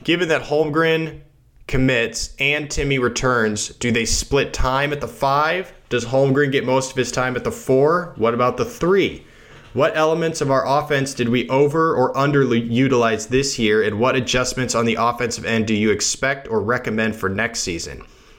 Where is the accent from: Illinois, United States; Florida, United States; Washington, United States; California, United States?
California, United States; Santa Clara; I grew up in Santa Clara